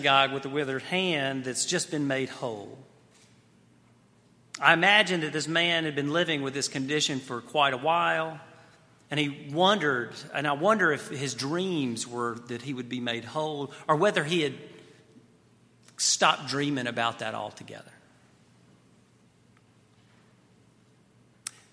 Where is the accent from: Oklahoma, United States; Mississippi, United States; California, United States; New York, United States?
Mississippi, United States; Shaw; moved away as an adult; also born or lived in New Haven, Connecticut / Dallas, Texas; this little town of Shaw, Mississippi, which was my hometown